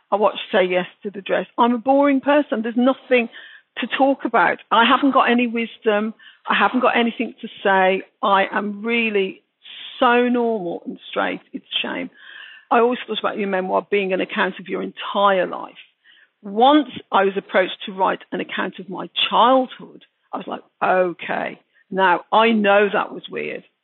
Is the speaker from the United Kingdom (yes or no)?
yes; Birmingham, West Midlands, United Kingdom; accent: Brummie; I just sound English, you know, I just sound like a British person, a Brummie. And I very much felt a Brummie as well.